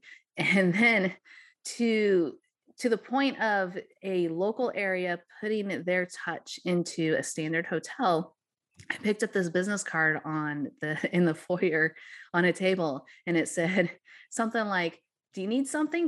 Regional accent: Missouri, United States; the magic of Missouri and my hometown area

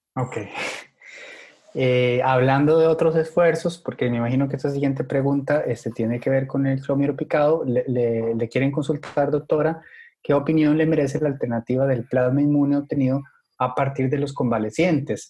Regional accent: Costa Rica; yo como costarricense

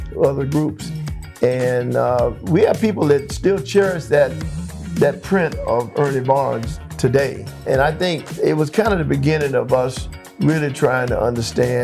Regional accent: West Palm Beach, Florida, United States; moved away as an adult; also born or lived in Rochester / Oakland / Orange County; growing up in West Palm Beach

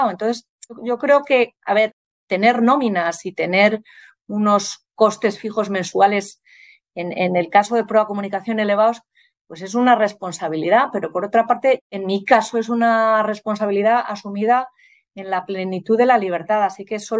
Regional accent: Santander, Cantabria, Spain; born there; Aquí estoy en, Santander, en mi, bueno, en mi ciudad natal y, nada, pasando unos días en mi casa de aquí de Santander.

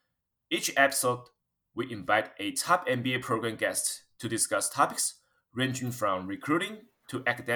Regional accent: Taiwan; English is a second language; moved away as an adult; now in United States; from Taiwan.

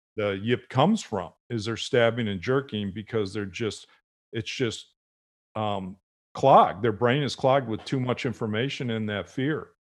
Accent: Buffalo, New York, United States; I grew up in Buffalo, uh, watching the Buffalo Bills.

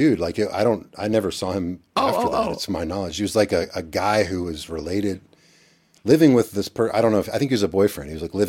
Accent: Elizabethtown, Kentucky, United States; also born or lived in Lexington; I was born in Lexington. Evan and I were born in Lexington, which is an hour east. And then when I was 8, we moved to a small town called Elizabethtown.

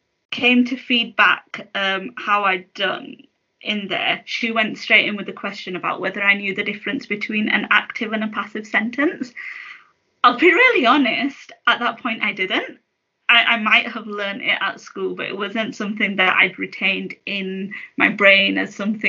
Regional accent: United Kingdom; I'm a British Muslim. My heritage is Pakistani

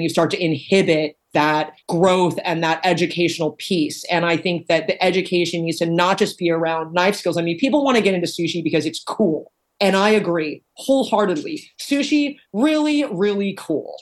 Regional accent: Corvallis, Oregon, United States; also born or lived in Arizona; growing up in Corvallis, Oregon

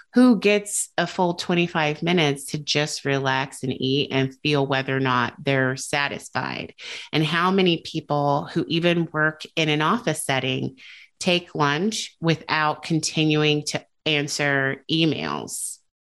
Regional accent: United States

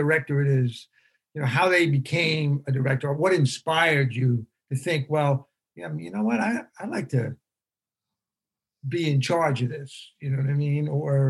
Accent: New York City, New York, United States; also born or lived in Rosedale, Queens; I am from Hollis

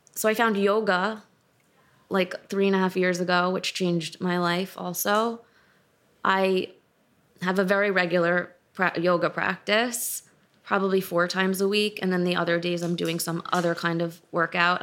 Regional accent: New York City, New York, United States; I grew up in New York City, in Manhattan

